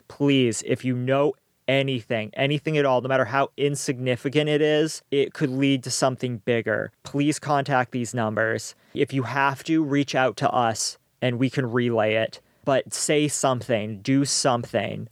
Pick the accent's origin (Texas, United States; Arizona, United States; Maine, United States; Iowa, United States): Maine, United States; growing up in Maine